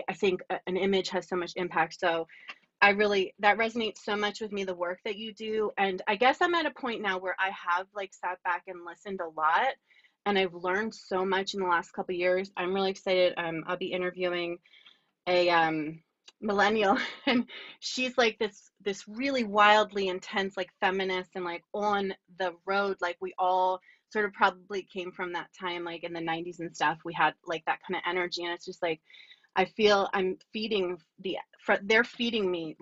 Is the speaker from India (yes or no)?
no; Lower Bucks County, Pennsylvania, United States; also born or lived in Baltimore / Berks County; I grew up in Lower Bucks County